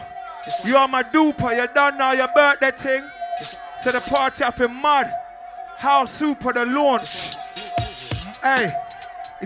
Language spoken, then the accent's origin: English; London, United Kingdom; I'm in my hometown, Archway